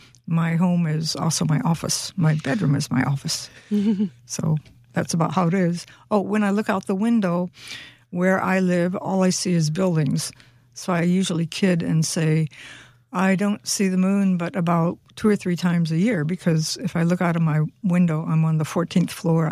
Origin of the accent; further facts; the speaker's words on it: Florida, United States; I'm from Florida, and so the climate is quite wet and quite hot.